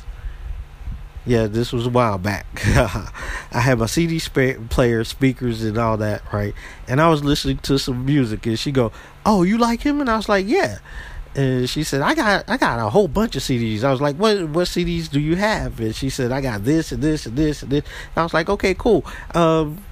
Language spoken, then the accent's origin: English; southern U.S., United States; moved away as an adult; when I moved back to my hometown